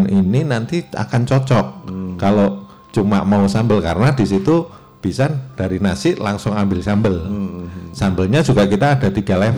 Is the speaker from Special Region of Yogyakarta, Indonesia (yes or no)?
yes; Yogyakarta, Special Region of Yogyakarta, Indonesia; tetap saya harus ada di sana karena memang saya orang Jogja